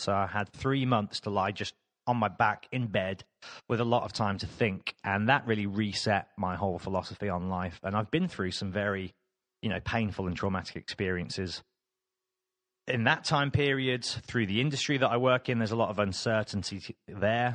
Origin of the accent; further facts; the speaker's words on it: Birmingham, West Midlands, United Kingdom; moved away as an adult; now in London, United Kingdom; I am from Birmingham